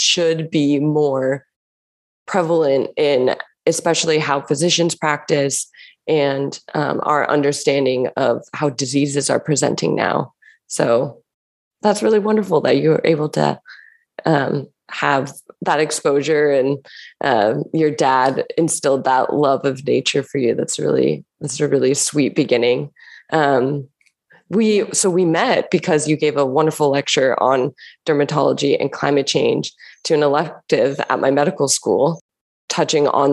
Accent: Los Angeles, California, United States; I grew up and I'm from Southern California in Los Angeles

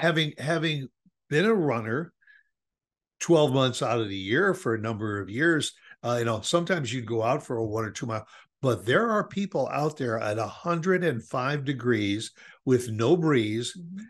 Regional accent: Chicago, Illinois, United States; now in Dallas, United States; we grew up in Chicago

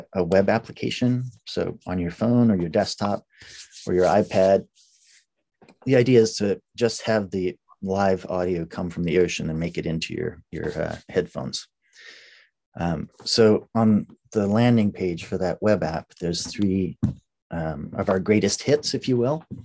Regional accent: Colorado, United States; now in Seattle, United States; I grew up in Colorado where there haven't been oceans for many millions of years.

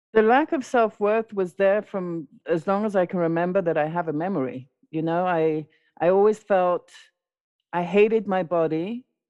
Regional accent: London, United Kingdom; also born or lived in South America; I was born in South America, raised in London

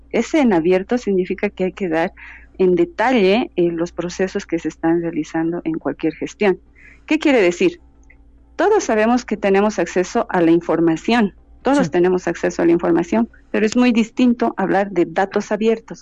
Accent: Bolivia; yo soy boliviana y desde mi, desde mi país

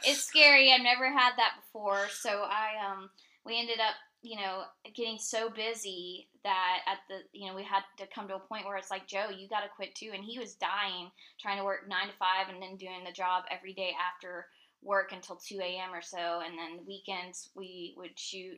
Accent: Tampa, Florida, United States; moved away as an adult; now in Asheville, United States; we're originally from Tampa, Florida

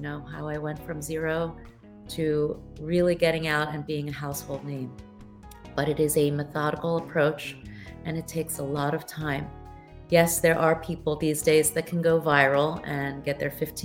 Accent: United States; moved away; also born or lived in Taiwan / Thailand; I was born in the States

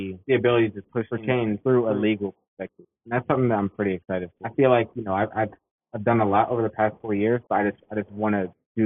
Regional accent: Annapolis, Maryland, United States; Sura Sona, who I grew up with in Annapolis, Maryland

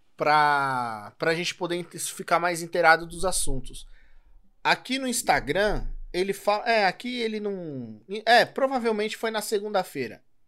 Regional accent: São Paulo, Brazil; eu sou de São Paulo

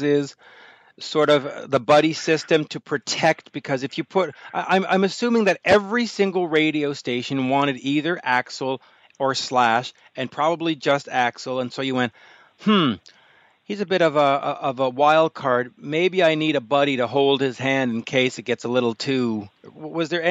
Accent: Montreal, Quebec, Canada; my hometown of Montreal

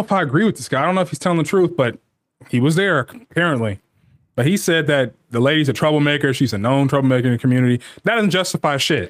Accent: United States; we're Americans. Of course, that's our nationality, but it gets broken up further that we're Black Americans.

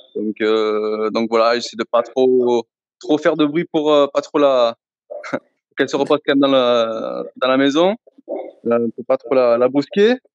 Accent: Marseille, Provence-Alpes-Côte d'Azur, France; je suis de Marseille, donc forcément ici à Marseille

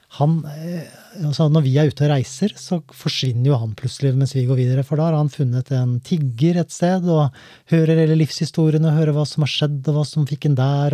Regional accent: Skien, Telemark, Norway; Jeg er jo fra Gulset

